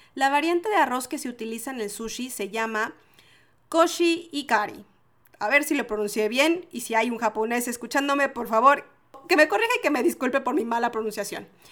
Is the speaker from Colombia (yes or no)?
no; Mexico; moved away as an adult; now in Chile; Yo soy mexicana. Y entonces en México decimos sushi.